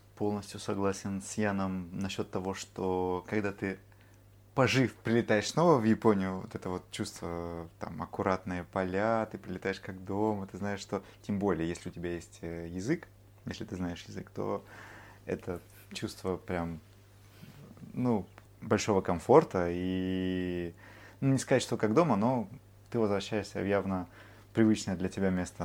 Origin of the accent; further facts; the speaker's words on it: Vladivostok, Primorsky Krai, Russia; now in Tokyo, Japan; как уроженец славного города Владивостока